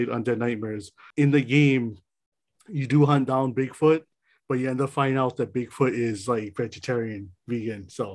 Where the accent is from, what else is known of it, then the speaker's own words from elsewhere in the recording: Philippines; We're Filipino, by the way. So no calling us out on anything. We're Filipino